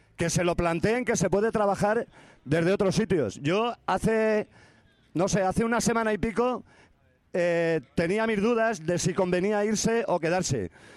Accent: Paiporta, Valencian Community, Spain; yo soy de Paiporta

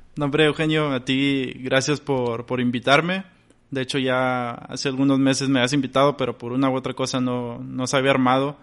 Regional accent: Ciudad Victoria, Tamaulipas, Mexico; moved away as an adult; now in Monterrey, Mexico; radico aquí en Monterrey, pero yo nací en Victoria, Tamaulipas. Allá, pues allá crecí

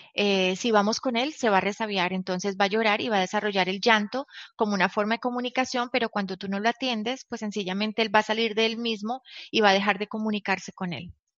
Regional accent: Colombia; nací en Colombia

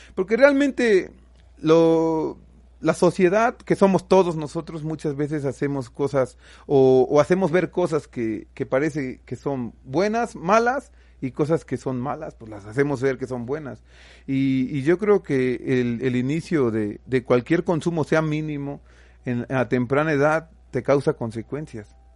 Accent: Xalapa, Veracruz, Mexico; nosotros somos de Jalapa

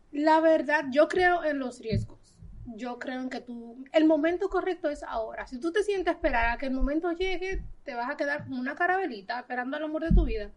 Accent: Dominican Republic; moved away; no nací aquí, pero soy dominicana de pura cepa. Yo llegué a este país a los 20 días de nacida

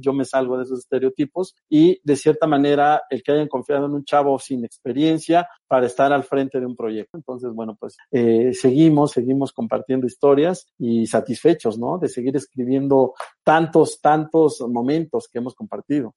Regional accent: State of Mexico, Mexico; also born or lived in Tamaulipas; a los seis años nos venimos a la Ciudad de México, bueno, más bien al Estado de México

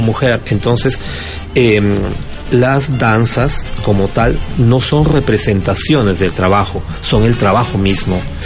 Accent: Lima, Peru; vengo de Lima, Perú

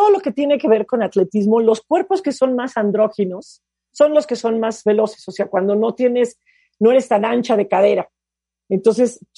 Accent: Puerto Rico; lo que yo estoy haciendo da a inspirar a muchos niños y sobre todo niñas en mi país

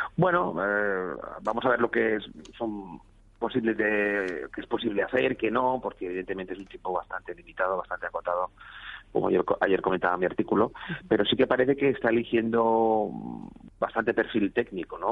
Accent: Valencian Community, Spain; Yo soy valenciano

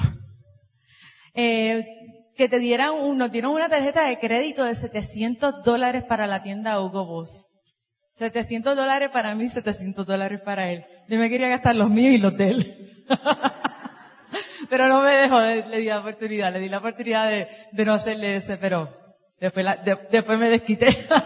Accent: Puerto Rico; venimos de Puerto Rico

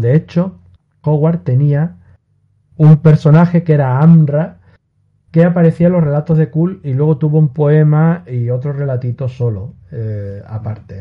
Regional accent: Spain; yo soy español

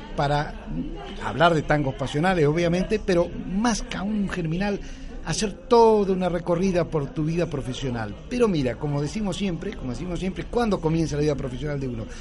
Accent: Argentina; moved away as an adult; now in Spain; Yo me acuerdo de pequeño en mi pueblo de Valdicera escuchándola en Radio Belgrano

